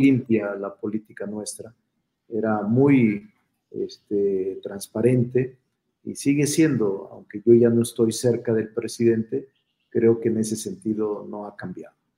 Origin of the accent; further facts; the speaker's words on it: Zacatecas, Mexico; now in Mexico City, Mexico; soy vecino de la San Rafael desde hace muchos años. Aquí vivo, este es mi domicilio. Soy Zacachilango.